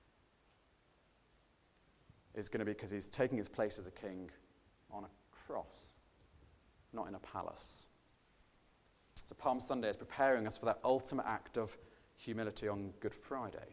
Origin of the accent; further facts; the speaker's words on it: United Kingdom